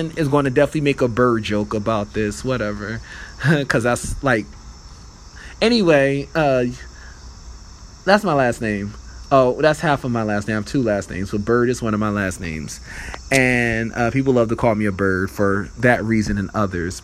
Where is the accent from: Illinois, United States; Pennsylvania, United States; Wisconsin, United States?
Pennsylvania, United States; Philadelphia area; I'm from Pennsylvania, but I'm from like the Pennsylvania, if you know where the Philadelphia area is, we're the tri-state area